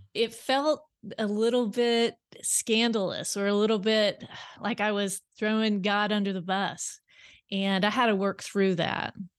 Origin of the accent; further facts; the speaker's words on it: South Central Kansas, United States; moved away as an adult; now in Bentonville, United States; I grew up in South Central Kansas and on wh, uh, wheat and cattle farm